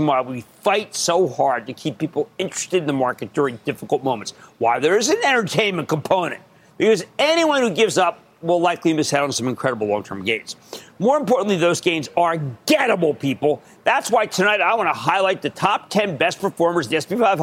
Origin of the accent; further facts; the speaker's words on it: Philadelphia, Pennsylvania, United States; also born or lived in New Hope, Pennsylvania; I'm from Philadelphia